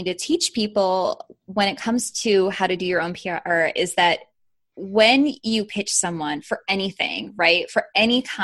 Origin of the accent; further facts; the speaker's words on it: Chicago, Illinois, United States; I'm from Chicago originally